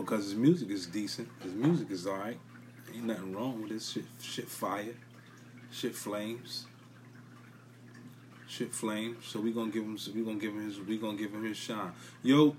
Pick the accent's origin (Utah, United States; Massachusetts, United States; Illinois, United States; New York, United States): New York, United States; New York City; I'm from Brooklyn. I'm from NYC. I'm from BK